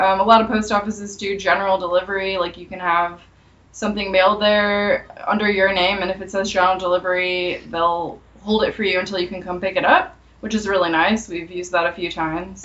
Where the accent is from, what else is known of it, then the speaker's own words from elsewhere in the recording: St. Louis, Missouri, United States; moved away as an adult; also born or lived in Los Angeles, United States; I'm from St. Louis originally, and um, basically I went to college in Missouri as well